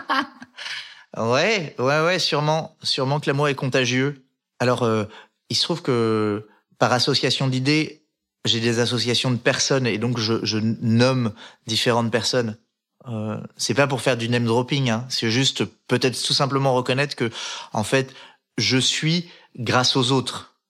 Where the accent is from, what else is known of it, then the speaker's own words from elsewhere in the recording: Les Arcs, Auvergne-Rhône-Alpes, France; j'ai grandi en Savoie, dans la station de ski des Arcs